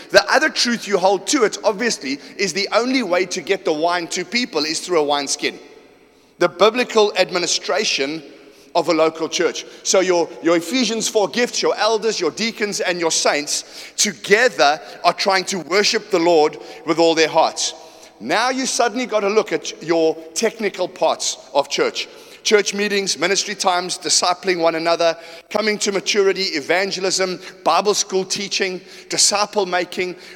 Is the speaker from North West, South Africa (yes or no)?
no; Johannesburg, Gauteng, South Africa; also born or lived in Port Shepstone / Kimberley / Durban; I'm from Johannesburg. I don't get your culture at all. I was born in Port Shepstone. I lived there for five years. I went to Kimberley. I went to Joburg. I came back to Durban.